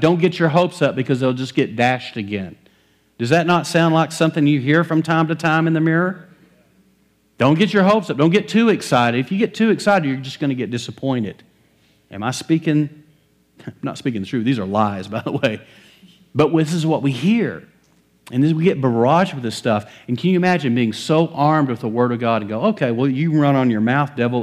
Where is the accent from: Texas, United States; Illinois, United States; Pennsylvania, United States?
Texas, United States; West; I grew up in West Texas, middle of cotton fields